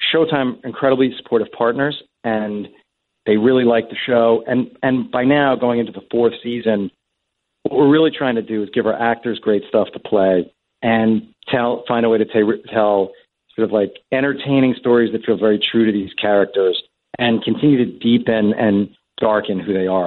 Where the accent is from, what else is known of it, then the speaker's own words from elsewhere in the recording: Long Island, New York, United States; now in Manhattan, United States; we grew up out on Long Island